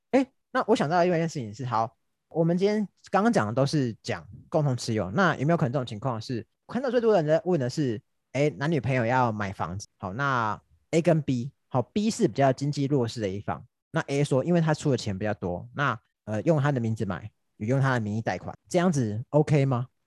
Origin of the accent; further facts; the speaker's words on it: Taiwan; 因为大家以我们台湾人的情况来说，很少会这种把话讲那么明的情况。